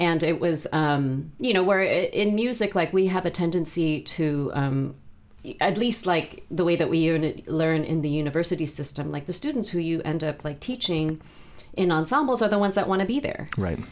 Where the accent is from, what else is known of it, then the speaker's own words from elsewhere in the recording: South Bay, California, United States; also born or lived in Michigan / East Bay, California; now in Sacramento, United States; I was born in the United States. Actually lived in Michigan, and then um, and then moved to California, and so um, and was in the East Bay for a few years, and then um, moved to the South Bay, um, and lived there for about 30 plus years